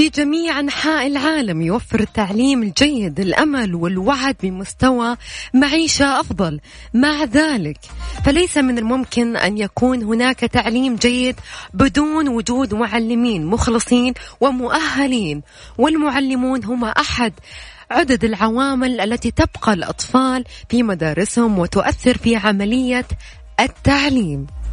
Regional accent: Riyadh, Riyadh Province, Saudi Arabia; احنا عندنا في الرياض

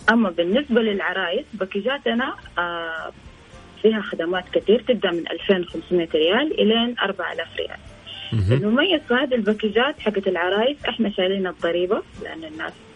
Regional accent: Saudi Arabia; انا سعوديه مفتخر فيها

